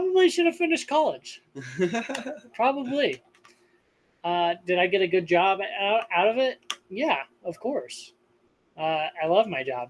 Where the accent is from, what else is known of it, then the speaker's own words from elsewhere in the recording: Wanship, Utah, United States; in my hometown